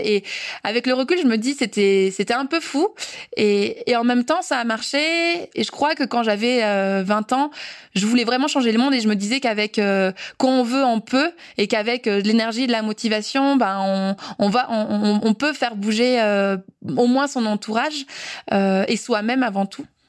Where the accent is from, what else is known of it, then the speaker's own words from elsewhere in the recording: Briançon, Provence-Alpes-Côte d'Azur, France; Briançon, donc ma ville natale